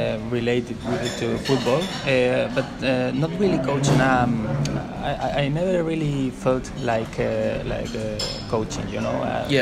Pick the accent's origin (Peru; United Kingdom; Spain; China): Spain; Madrid, Community of Madrid; Since I'm a little child, and in my family everybody was supporting Real Madrid.